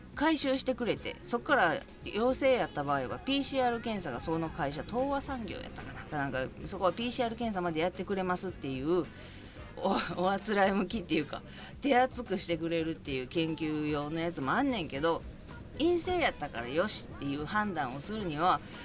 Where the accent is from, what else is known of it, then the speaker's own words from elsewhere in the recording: Kobe, Hyogo, Japan; now in Yokohama, Japan; 私神戸なんですけど実家兵庫県